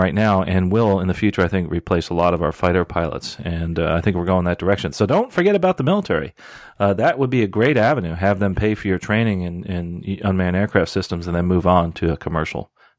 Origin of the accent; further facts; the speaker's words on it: Charlotte, North Carolina, United States; live in my hometown of Charlotte, North Carolina.